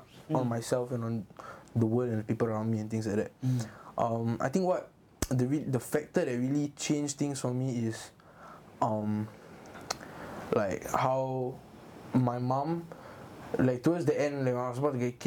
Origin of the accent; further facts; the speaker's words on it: Singapore; also born or lived in Yishun; I was from Hougang